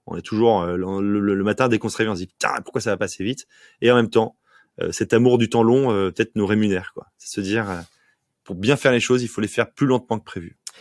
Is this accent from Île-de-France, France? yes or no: no; Provence-Alpes-Côte d'Azur, France; also born or lived in Paris; now in Nantes, France; je suis provençal, je suis né en Provence